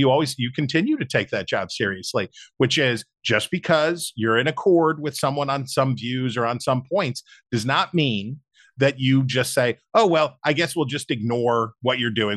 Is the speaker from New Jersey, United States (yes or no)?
no; West Virginia, United States; my home state of West Virginia